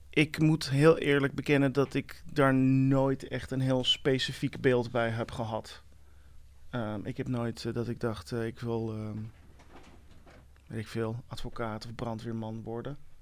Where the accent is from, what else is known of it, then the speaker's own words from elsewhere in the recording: Amsterdam, North Holland, Netherlands; also born or lived in United States; letterlijk hier uit Amsterdam